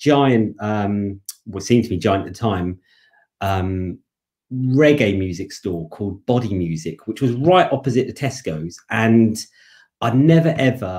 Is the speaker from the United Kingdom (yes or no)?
yes; London, United Kingdom; I am from the suburb next door to Tottenham, Edmonton. I was born right on the border with Tottenham in North Middlesex Hospital. And I still live in the borough of Enfield